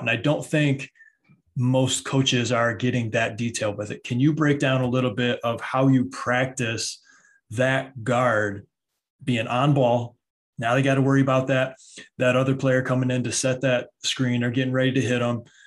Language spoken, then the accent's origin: English; Michigan, United States; I'm from Michigan